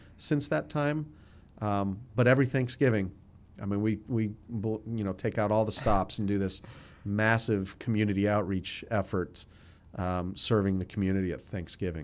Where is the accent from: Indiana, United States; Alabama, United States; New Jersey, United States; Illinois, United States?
New Jersey, United States; moved away; I grew up in New Jersey, uh, forty-five minutes outside of New York City.